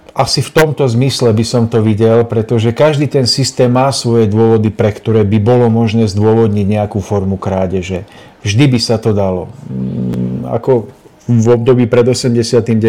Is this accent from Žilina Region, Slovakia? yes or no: yes; Nižná, Žilina Region, Slovakia; u nás v Nižnej na Orave